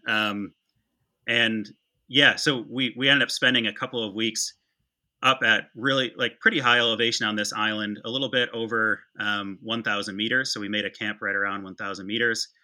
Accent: West Michigan, United States; I grew up in West Michigan

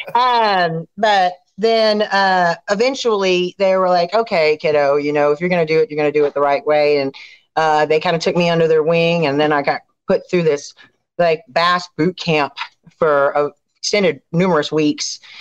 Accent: Clear Lake, Texas, United States; also born or lived in Raceland, Louisiana; I grew up in Clear Lake. I was born actually in Raceland, Louisiana, down in the south.

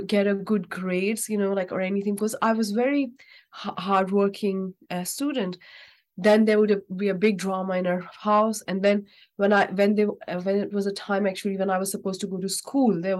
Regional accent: Pakistan; moved away; I'm actually from Pakistan. So there we all used to live in a joint family.

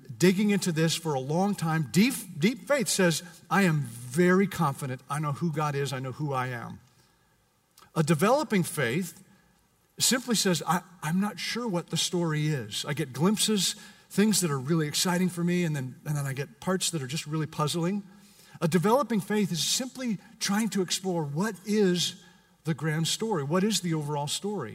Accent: Canada; now in United States; I'm Canadian

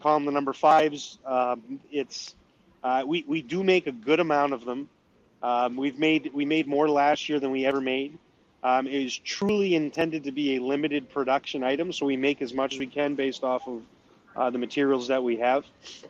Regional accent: New Brunswick, Canada; accent: New Brunswick; Like, I sound like I'm from New Brunswick, most if you listen. I probably sound New England to you guys because you got stronger yep. Canadian accents than I got.

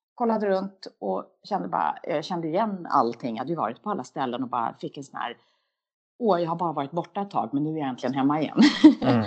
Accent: Sweden; moved away as an adult; also born or lived in United States; är man som svensk lite ovan vid

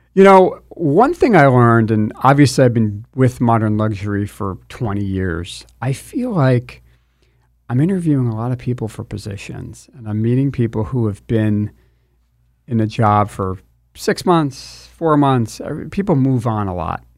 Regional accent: New Jersey, United States; moved away as an adult; also born or lived in Washington, D.C. / Los Angeles; now in Southern California, United States; I'm from New Jersey

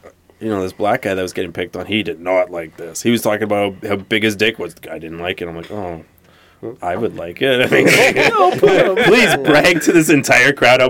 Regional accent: Canada; I'm the first gen Canadian.

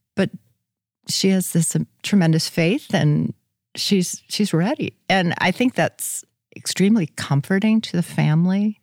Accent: Hurley, South Dakota, United States; also born or lived in Brandon, South Dakota; grew up in Hurley, South Dakota

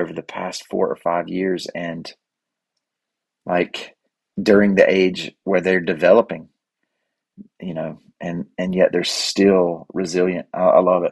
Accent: United States; I grew up in Cleveland County, down here in the Bible Belt

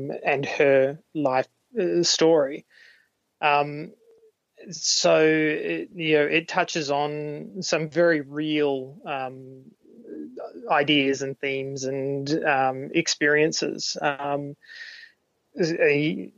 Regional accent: Australia; I'm an Australian, and I make films

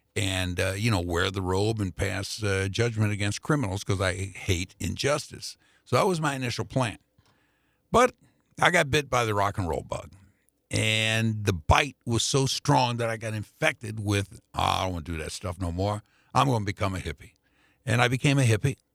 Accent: Indianapolis, Indiana, United States; moved away as an adult; now in St. Louis, United States; I grew up on the Black side of Indianapolis

